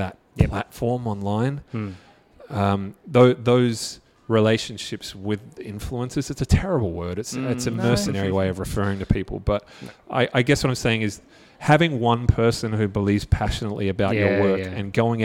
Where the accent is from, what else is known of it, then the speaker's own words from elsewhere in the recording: Australia; I'm Australian